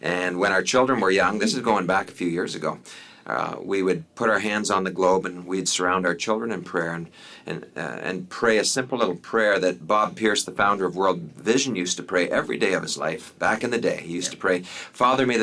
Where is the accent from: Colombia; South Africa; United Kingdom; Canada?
Canada; also born or lived in Africa; I'm a Canadian